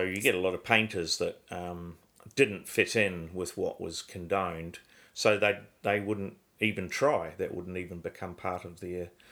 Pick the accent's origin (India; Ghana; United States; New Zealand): New Zealand; Christchurch, Canterbury; I grew up in Christchurch. I was born in Christchurch in New Zealand